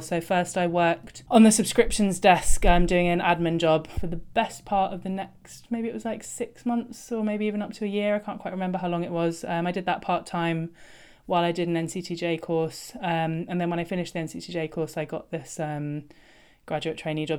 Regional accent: London, United Kingdom; I grew up in London

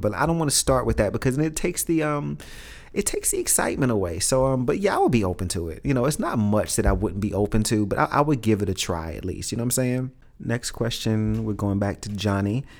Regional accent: New York City, New York, United States; growing up in Brooklyn, growing up in Red Hook in the hood

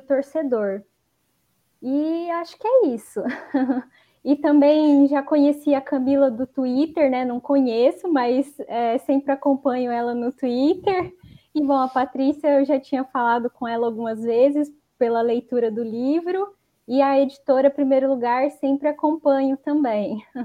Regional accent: Maringá, Paraná, Brazil; sou de Maringá, no Paraná

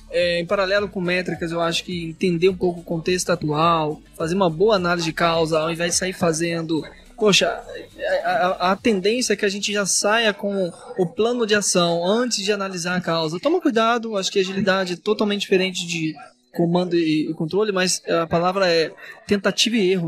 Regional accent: Minas Gerais, Brazil; como um bom mineiro

